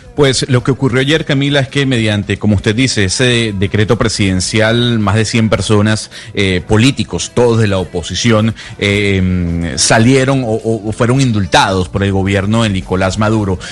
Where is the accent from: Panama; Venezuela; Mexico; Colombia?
Venezuela; moved away; yo soy venezolano desde hace mucho tiempo fuera de Venezuela